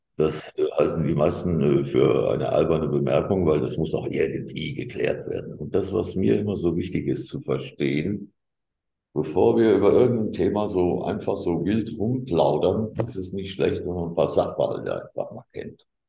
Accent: Gießen, Hesse, Germany; ich komme aus Gießen und das war immer alles eine rote Landschaft.

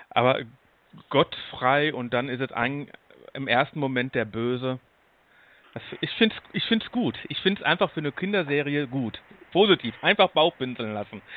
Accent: Duisburg, North Rhine-Westphalia, Germany; Ich komme aus Duisburg

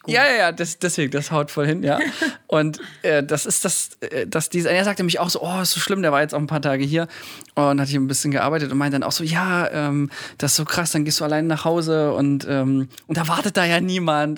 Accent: Thuringia, Germany; ich komme aus Thüringen

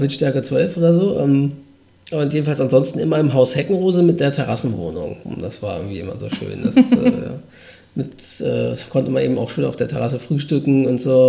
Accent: Norderstedt, Schleswig-Holstein, Germany; von Norderstedt aus. Das ist in der Nähe von Hamburg, gehört aber zu Schleswig-Holstein, was quasi meine Heimatstadt ist

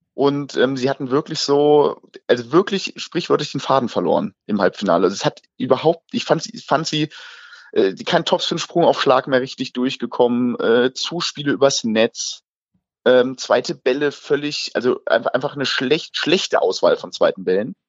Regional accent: Frankenberg, Germany; now in Mainz, Germany; Ich bin im schönen Frankenberger Paradies, also in meiner Heimat

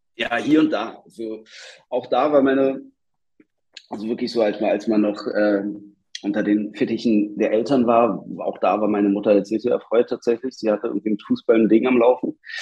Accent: Berlin, Germany; Ich bin in Stegels aufgewachsen

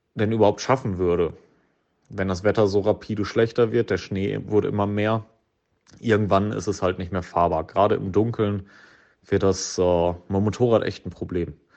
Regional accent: Blomberg, North Rhine-Westphalia, Germany; aus meiner Heimatstadt Blomberg

